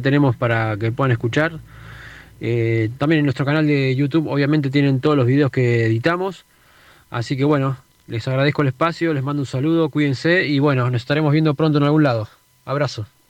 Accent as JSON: {"language": "Spanish", "town": "Tandil", "region": "Buenos Aires Province", "country": "Argentina", "said": "somos de acá de Tandil"}